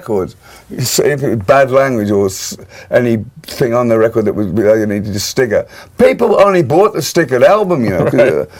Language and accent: English; Birmingham, West Midlands, United Kingdom; born or raised there